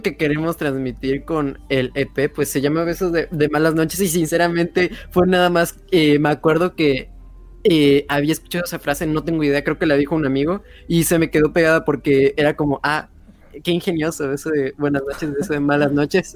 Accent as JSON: {"language": "Spanish", "town": "Mérida", "region": "Yucatán", "country": "Mexico", "said": "soy de Mérida, Yucatán"}